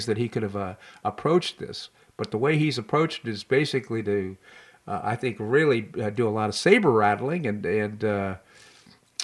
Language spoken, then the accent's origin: English; Washington, District of Columbia, United States; now in Naples, United States; I grew up in Washington, D.C.